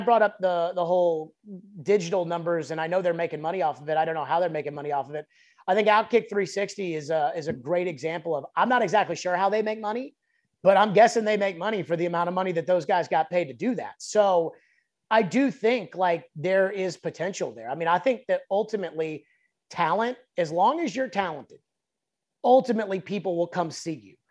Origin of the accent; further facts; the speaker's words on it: Nashville, Tennessee, United States; I grew up in West Mead. Like, that's close to where I'm, like, from